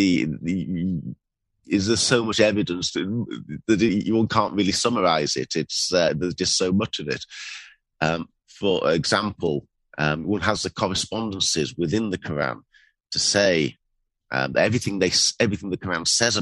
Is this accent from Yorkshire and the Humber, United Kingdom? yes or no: yes; Bradford, Yorkshire and the Humber, United Kingdom; now in London, United Kingdom; my background is that I was born in Yorkshire, in Bradford